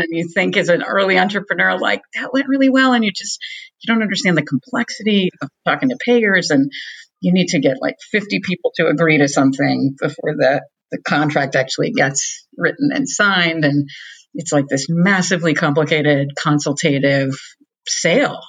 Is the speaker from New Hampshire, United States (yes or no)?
no; Boston, Massachusetts, United States; I'm from Boston.